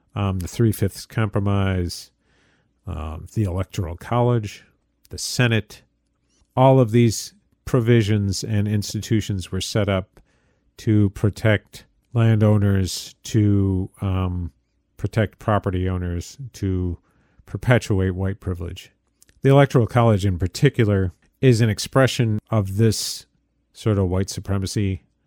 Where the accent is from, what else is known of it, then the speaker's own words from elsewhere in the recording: upstate New York, United States; I am a New Yorker, but I am not a downstate New Yorker.